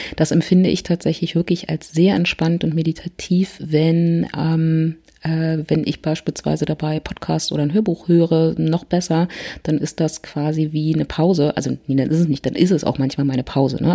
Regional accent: Berlin, Germany; ich komme aus Berlin

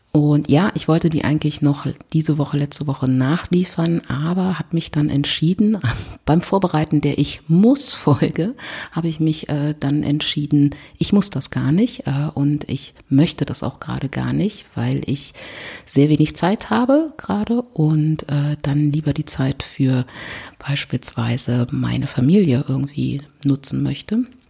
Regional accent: Berlin, Germany; ich komme aus Berlin

